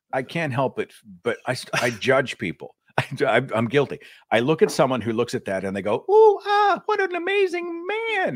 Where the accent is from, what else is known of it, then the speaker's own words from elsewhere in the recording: Tulsa, Oklahoma, United States; he built a university in my hometown